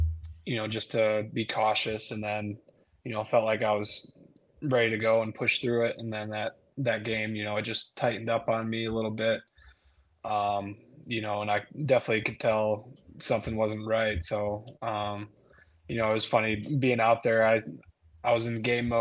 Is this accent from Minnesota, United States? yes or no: no; Michigan, United States; I'm from Michigan, and you know that was my team growing up